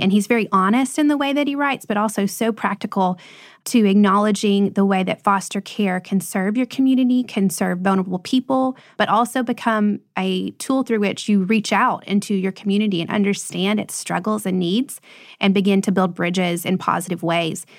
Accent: Lebanon, Tennessee, United States; where we live now, Lebanon, is actually my hometown. And it's my parents' hometown.

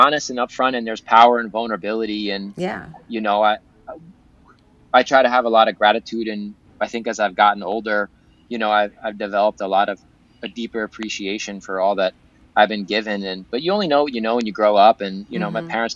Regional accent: Southampton, New York, United States; accent: Long Island; I grew up in Southampton on Eastern Long Island

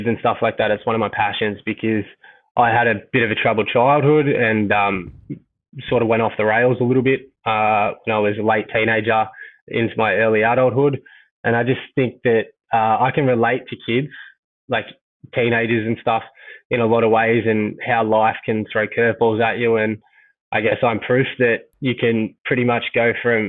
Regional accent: Mentone, Victoria, Australia; I grew up in Mentone

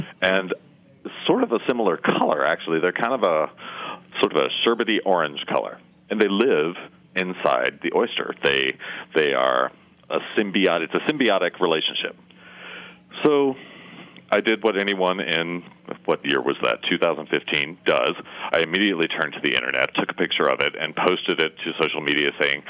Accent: East Tennessee, United States; moved away as an adult; also born or lived in Pennsylvania / Birmingham, Alabama; now in Charleston, United States; I was raised in East Tennessee, so I'm a mountain. I'm borderline hillbilly

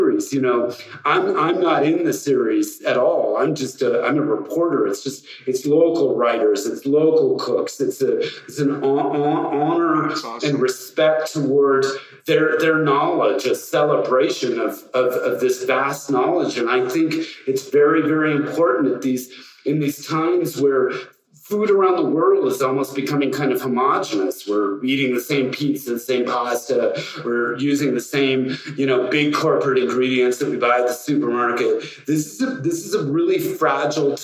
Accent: Northern California, United States; also born or lived in Mexico City; as a little kid growing up in Northern California

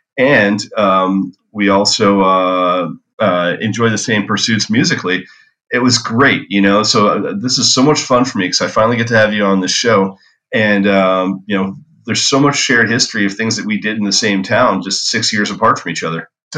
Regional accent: Scarsdale, New York, United States; we grew up in the same hometown

